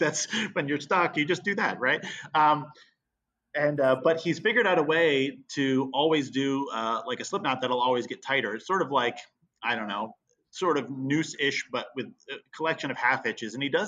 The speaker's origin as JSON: {"language": "English", "region": "East Coast", "country": "United States", "tie": "born or raised there", "also_born_or_lived": "Vermont", "said": "You know, I grew up in the East Coast and was born in Vermont and stuff like that. So the term wicked, you know, is used around our house."}